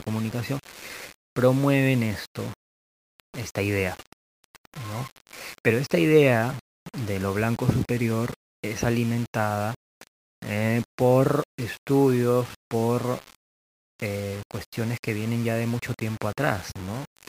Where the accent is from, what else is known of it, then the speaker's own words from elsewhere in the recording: Peru; also born or lived in Lima; acá en mi país, ¿no? en Perú o en Lima